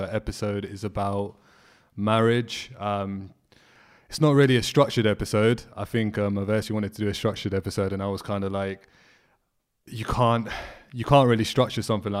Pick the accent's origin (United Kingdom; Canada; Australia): United Kingdom; as people, as British, Asian Muslims that have lived in this country and have lived back home